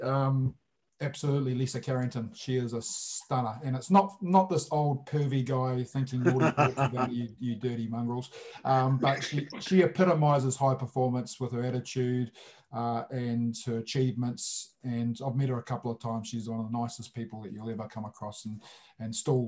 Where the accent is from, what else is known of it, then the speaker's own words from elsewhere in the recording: Japan; now in New Zealand; I was born and raised in Japan.